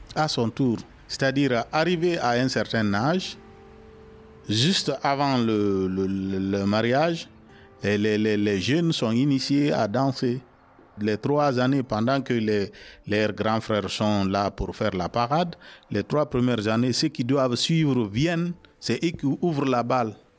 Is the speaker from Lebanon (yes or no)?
no; Guinea; moved away; j'ai 50 ans cette année euh, je viens de la Guinée